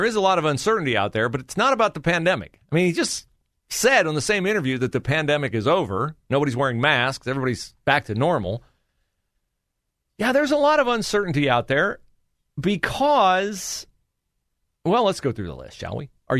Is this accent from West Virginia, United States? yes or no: no; Ohio, United States; moved away as an adult; Even though the reason I left Ohio when I was 18 years old was to enlist in the United States Marine Corps and go serve my country.